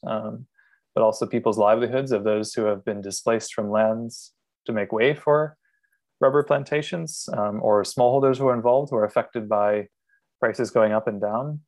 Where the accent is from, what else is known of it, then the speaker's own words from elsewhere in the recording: Maine, United States; moved away as an adult; also born or lived in Miami; now in Singapore; I'm originally from Maine